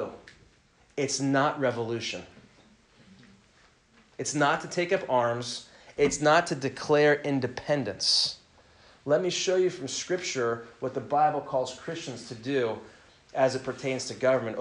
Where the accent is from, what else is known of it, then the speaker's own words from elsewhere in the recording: United States; also born or lived in Southern California; patriotic, flag-waving Americans